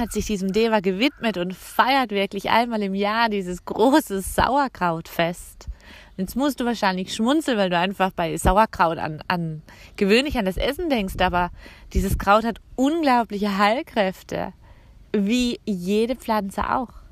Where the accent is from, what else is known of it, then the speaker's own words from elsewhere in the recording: Canada; also born or lived in Alsace; now in France; mein Heimatland Kanada